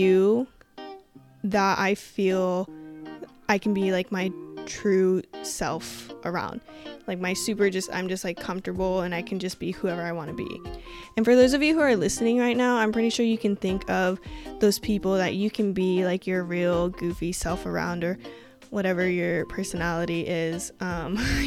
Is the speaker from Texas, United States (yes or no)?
no; Washington, United States; moved away as an adult; also born or lived in Colorado, United States / Iowa, United States; I was born in Colorado, but my family and I moved to Washington when I was like 2 or so. So I was pretty much raised on the West Coast